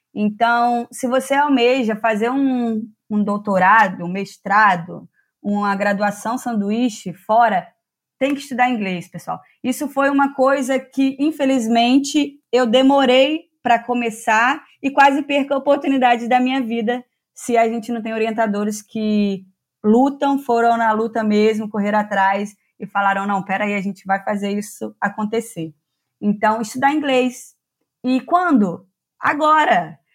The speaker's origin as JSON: {"language": "Portuguese", "town": "Teresópolis", "region": "Rio de Janeiro", "country": "Brazil", "moved": "yes", "said": "vim lá de Teresópolis, interior de Teresópolis"}